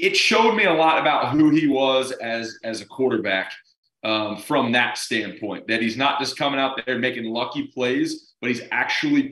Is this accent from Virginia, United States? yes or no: no; San Antonio, Texas, United States; my hometown school is UTSA Roadrunners